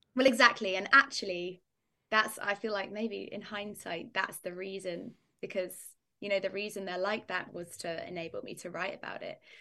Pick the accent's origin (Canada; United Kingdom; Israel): United Kingdom; Northamptonshire, East Midlands; I come from Northamptonshire in the U K. It's like, um, in the middle of England is how I describe it